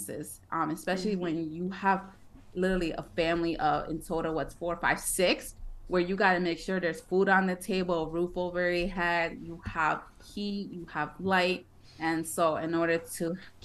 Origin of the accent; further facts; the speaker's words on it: Connecticut, United States; also born or lived in Brooklyn, New York; I was born in Brooklyn, but I was raised most of my life in Connecticut, in a Mexican household